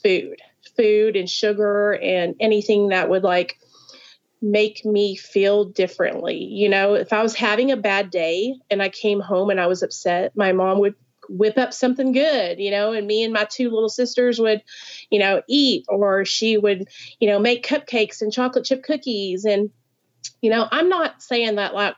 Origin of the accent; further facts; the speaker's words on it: Arkansas, United States; also born or lived in New York; I grew up in Arkansas, super Southern